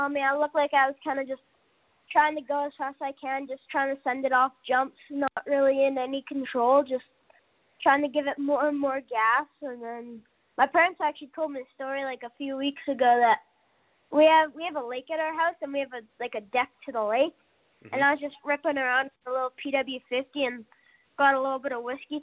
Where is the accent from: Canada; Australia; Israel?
Canada; Calgary, Alberta; my hometown track, Calgary